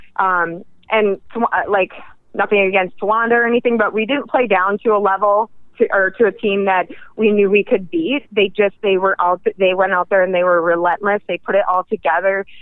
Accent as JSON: {"language": "English", "region": "northern Minnesota", "country": "United States", "tie": "born or raised there", "moved": "as an adult", "lives_now": "Pennsylvania, United States", "said": "I'm from northern Minnesota, um, and I was born and raised in the northern Minnesota"}